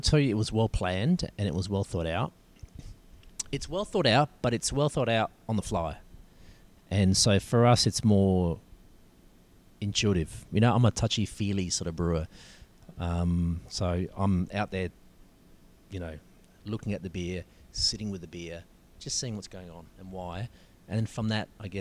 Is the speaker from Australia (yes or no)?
yes; Adelaide, South Australia, Australia; moved away as an adult; now in Victoria, Australia; I grew up in Adelaide